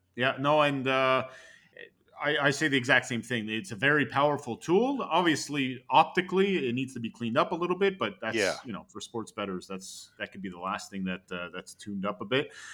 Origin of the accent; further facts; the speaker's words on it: Canada; I was rejected as a Canadian